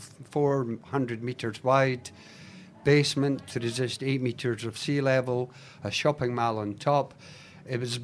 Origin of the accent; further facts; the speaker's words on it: Scotland, United Kingdom; now in Australia; being Scottish, we're brought up that spiders actually saved Scotland